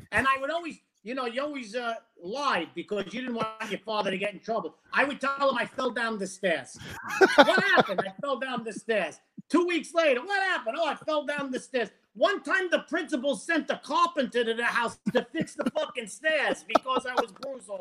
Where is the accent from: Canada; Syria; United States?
United States; New York City, New York; now in Florida, United States; I'm from Brooklyn and Bensonhurst, Brooklyn